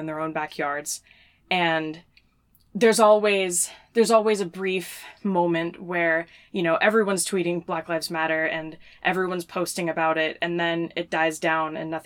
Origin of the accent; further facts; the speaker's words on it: North Carolina, United States; moved away; we're originally from North Carolina